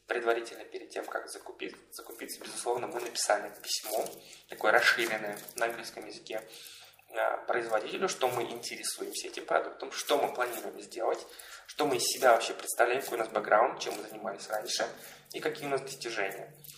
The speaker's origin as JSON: {"language": "Russian", "town": "Tashkent", "country": "Uzbekistan", "moved": "as an adult", "lives_now": "Moscow, Russia", "said": "Я из Ташкента приехал"}